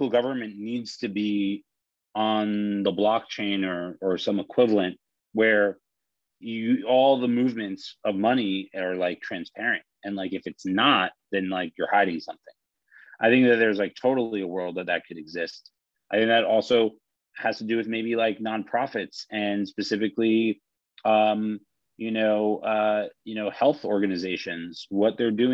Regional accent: New York, United States; I'm a New Yorker

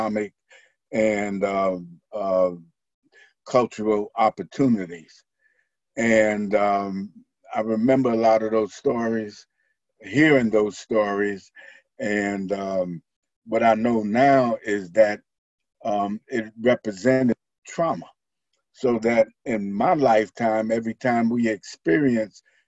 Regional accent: New York City, New York, United States; I was born and reared in Harlem, New York, in South Bronx

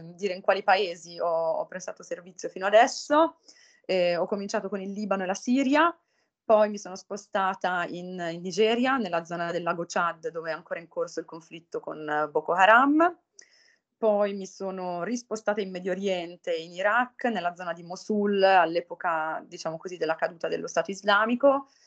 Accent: Italy; moved away as an adult; also born or lived in Pavia; sono di Costato, dove ho frequentato per l'appunto il liceo

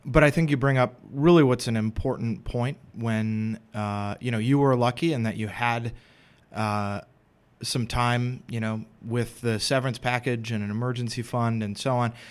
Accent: Madison, Wisconsin, United States; moved away as an adult; also born or lived in Philadelphia; I'm originally from Madison

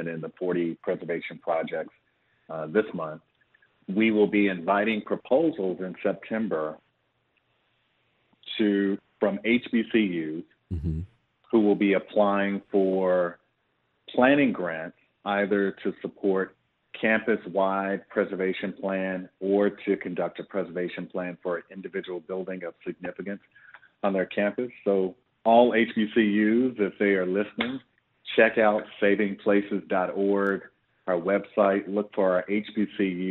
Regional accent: Paducah, Kentucky, United States; my hometown of Paducah, Kentucky

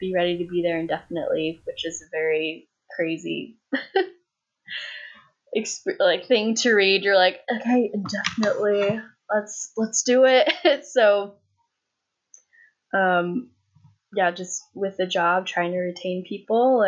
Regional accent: Colorado, United States; first language English; also born or lived in Thailand / Costa Rica; now in Wisconsin, United States; grew up in Colorado

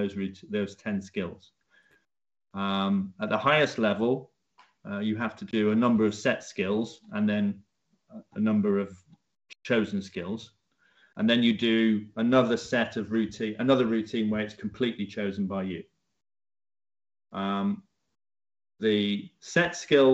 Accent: Leeds, Yorkshire and the Humber, United Kingdom; moved away as an adult; now in Cambridge, United Kingdom; I moved down to Cambridge after getting a job down here from my hometown of Leeds.

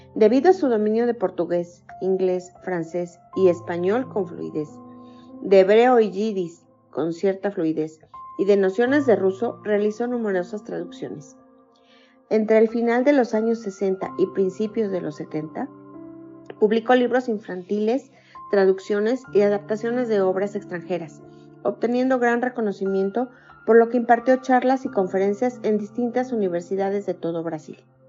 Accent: Mexico; soy mexicana, tengo 54 años

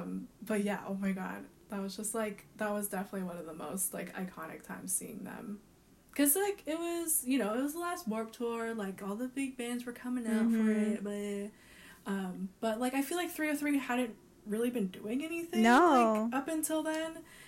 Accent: Colorado, United States; growing up in Colorado

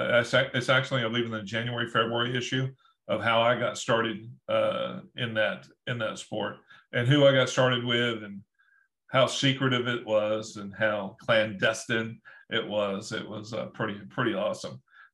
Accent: Alma, Georgia, United States; moved away as an adult; also born or lived in Statesboro, Georgia; I'm from Alma, Georgia. I grew up in Alma, Georgia, and I'm from the trailer park. No, I'm just joking. I grew up on a farm in Alma

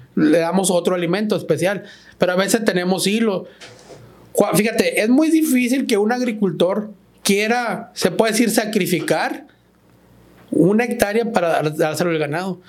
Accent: Ejido Canán, Sinaloa, Mexico; nosotros somos del Ejido Canán

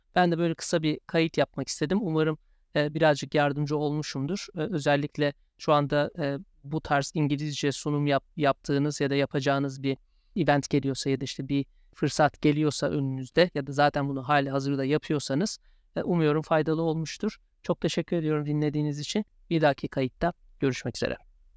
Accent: Turkey; accent: Turkish; first language Turkish; moved away as an adult; also born or lived in Chicago, United States; now in London, United Kingdom; bizler Türkiye'liyiz, Türk'üz ve Türkiye aksanıyla konuşmaya da meyilliyiz

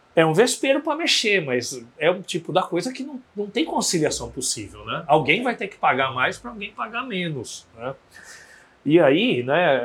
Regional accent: Santos, São Paulo, Brazil; Se eu lembrar da minha adolescência, você tinha em Santos, Banho da Doroteia, você tinha grandes blocos da, na praia

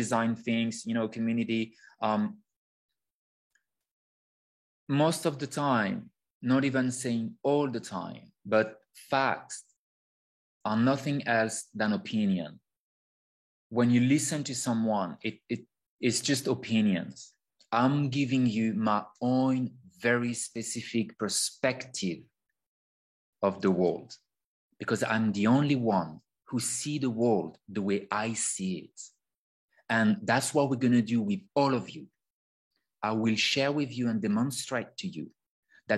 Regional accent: France; accent: French; English is a second language; I'm a French person. You can hear my sexy, beautiful accent.

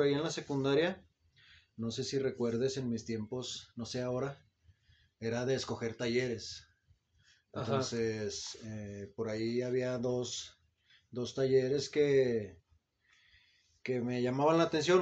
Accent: Zacatecas, Mexico; yo soy zacatecano, soy nacido en Zacatecas, Zacatecas

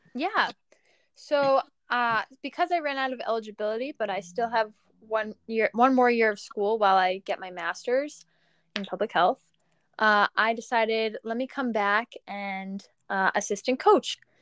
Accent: Long Island, New York, United States; in high school, I'm from Long Island, so I ran for Mount Sinai High School.

